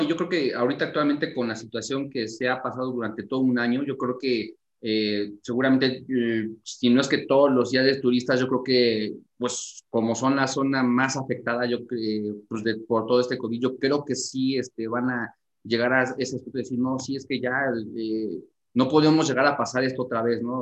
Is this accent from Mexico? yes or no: yes; Mexico; nosotros como mexicanos